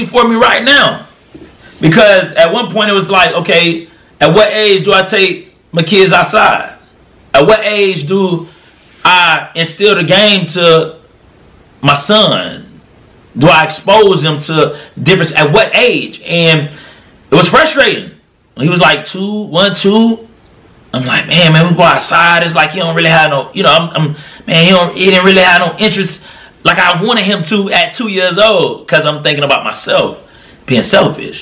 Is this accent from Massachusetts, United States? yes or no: no; Florida, United States; now in Tennessee, United States; I live in Tennessee, but I was raised in Florida